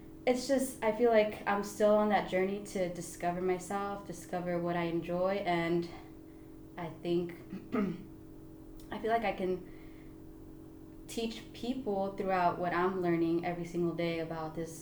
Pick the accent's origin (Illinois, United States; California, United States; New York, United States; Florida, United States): California, United States; Oxnard; I was born and raised in Oxnard